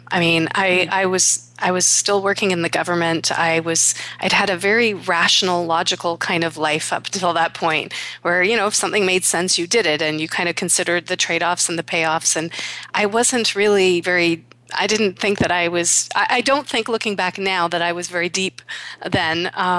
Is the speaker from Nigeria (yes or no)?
no; Canada; born there; my heritage is East Indian. I was born in Canada.